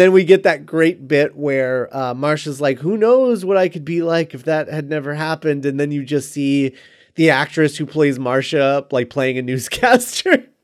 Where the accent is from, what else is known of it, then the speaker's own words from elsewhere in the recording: Florida, United States; when I was a kid, um, living, growing up in Florida